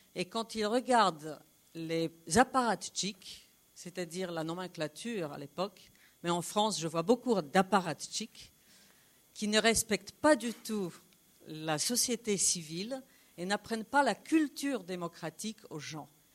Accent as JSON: {"language": "French", "country": "Poland", "said": "je suis polonaise"}